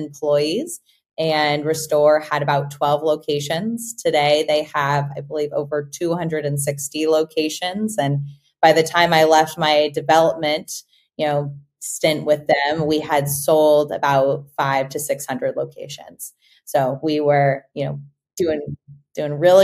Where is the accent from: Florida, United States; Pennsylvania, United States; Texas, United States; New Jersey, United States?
Texas, United States; Austin; I'm an Austinite, born and raised in Austin, Texas